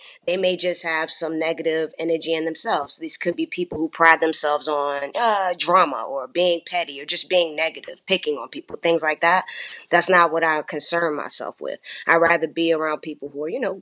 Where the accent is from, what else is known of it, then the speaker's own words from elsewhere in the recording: Chesterfield County, Virginia, United States; also born or lived in Fayetteville, North Carolina; I was raised in Virginia, Chesterfield County to be exact